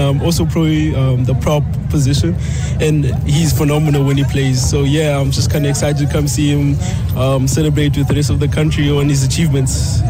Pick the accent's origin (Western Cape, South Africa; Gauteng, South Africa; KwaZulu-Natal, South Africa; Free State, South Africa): Western Cape, South Africa; Mitchells Plain; I'm from Mitchell, Spain.